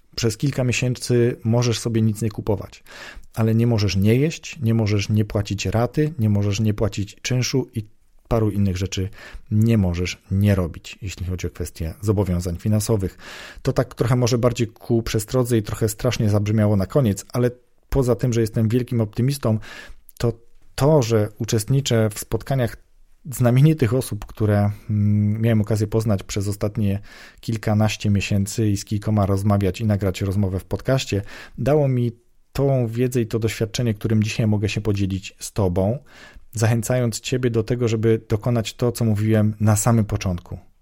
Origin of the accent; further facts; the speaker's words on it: southern Poland, Poland; pochodzę z południa Polski